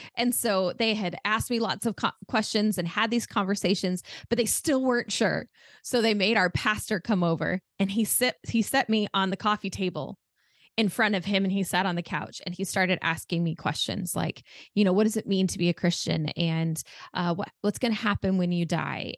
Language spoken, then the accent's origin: English; Arizona, United States; also born or lived in France; I've lived here my entire